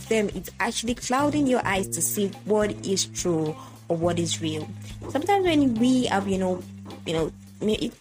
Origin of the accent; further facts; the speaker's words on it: Yoruba tribe of Nigeria, Yorubaland, Nigeria; first language Yoruba; English is a second language; I am from the Yoruba, you know, tribe of Nigeria